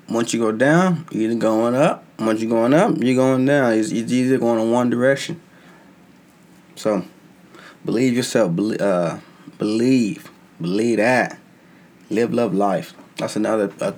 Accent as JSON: {"language": "English", "country": "United States", "said": "I'm an American"}